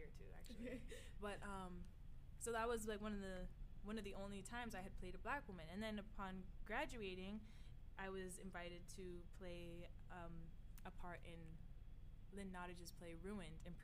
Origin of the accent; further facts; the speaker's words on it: Cayman Islands; also born or lived in Miami, United States; I was from the Caribbean